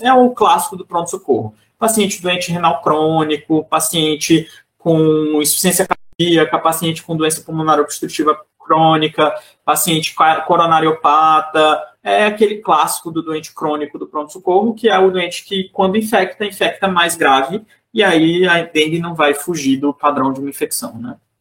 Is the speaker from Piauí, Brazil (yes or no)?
yes; Teresina, Piauí, Brazil; a minha cidade lá no Nordeste, que eu sou de Teresina, no Piauí